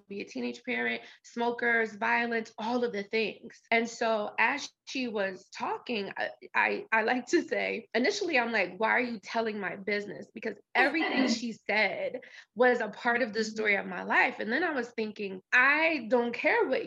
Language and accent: English; New Jersey, United States; That's where I grew up in New Jersey.